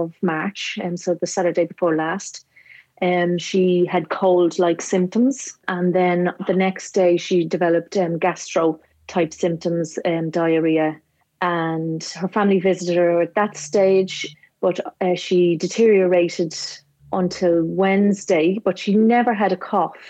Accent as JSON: {"language": "English", "country": "Ireland", "accent": "Irish", "moved": "yes", "lives_now": "New Zealand", "said": "from my accent, you can tell I'm from Ireland."}